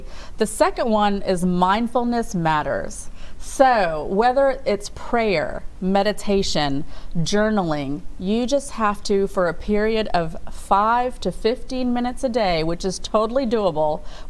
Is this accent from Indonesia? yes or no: no; India; Again, obviously I'm biased, I'm Indian, so I grew up with all these Eastern traditions.